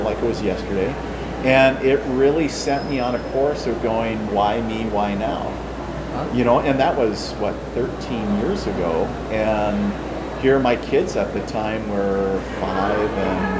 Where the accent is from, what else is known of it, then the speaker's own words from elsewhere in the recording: International Falls, Minnesota, United States; now in Fargo, United States; So in a little town called International Falls